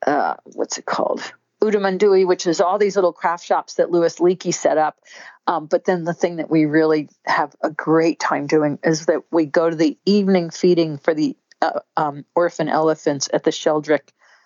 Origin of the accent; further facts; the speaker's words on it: Scotland, United Kingdom; I always wear long sleeves. I'm Scottish, very fair skinned.